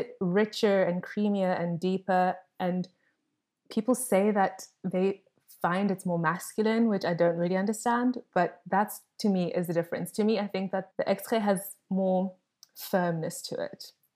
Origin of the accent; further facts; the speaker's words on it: South Africa; as a South African, we have this motto called Ubuntu